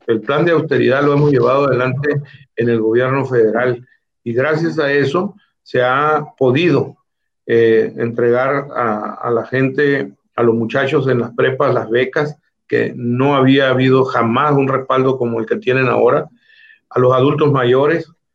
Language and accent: Spanish; La Ribera, Baja California Sur, Mexico; Yo soy originario de la Ribera